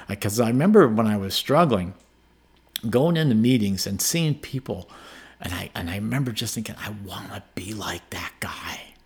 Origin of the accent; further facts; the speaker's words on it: Hazleton, Pennsylvania, United States; now in Colorado, United States; grew up in northeastern Pennsylvania, small town called Hazelton, Pennsylvania